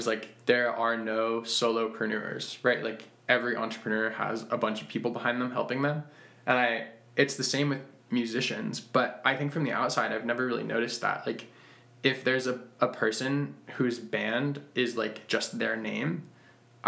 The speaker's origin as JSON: {"language": "English", "region": "Western Massachusetts", "country": "United States", "tie": "born or raised there"}